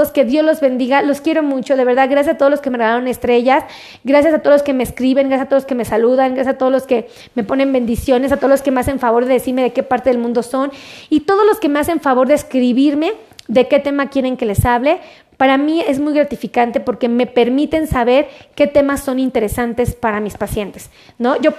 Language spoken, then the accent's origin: Spanish; Querétaro, Mexico; Oh, no, pues yo soy de Querétaro, ¿no?